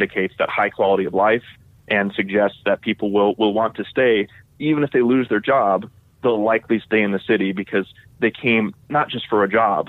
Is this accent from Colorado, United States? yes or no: yes; Denver, Colorado, United States; I grew up in Denver